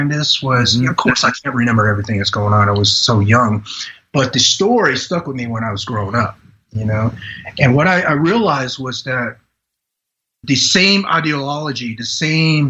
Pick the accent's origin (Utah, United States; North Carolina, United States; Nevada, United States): North Carolina, United States; Fayetteville; also born or lived in Saigon, Vietnam / Indonesia; I was raised in North Carolina. I was raised in Fayetteville, right outside.